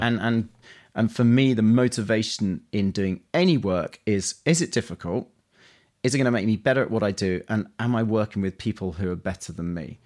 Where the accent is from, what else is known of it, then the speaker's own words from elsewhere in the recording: London, United Kingdom; accent: Cockney; I grew up in, in East London, um, so technically I'm a Cockney.